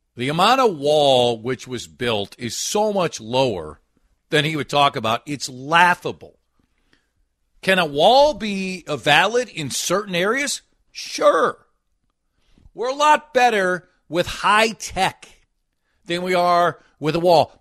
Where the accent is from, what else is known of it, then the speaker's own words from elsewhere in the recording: Golden Valley, Minnesota, United States; I was born and lived in Golden Valley